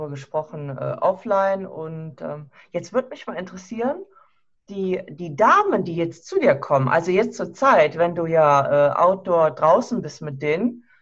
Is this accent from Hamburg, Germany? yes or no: no; Krefeld, North Rhine-Westphalia, Germany; Ich komme ja aus Nordrhein-Westfalen, aus Krefeld in der Nähe von Düsseldorf.